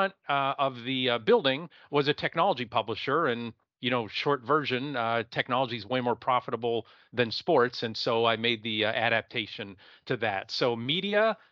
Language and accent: English; Erie, Pennsylvania, United States; I'm originally from Erie, Pennsylvania. That's Northwest PA, right on Lake Erie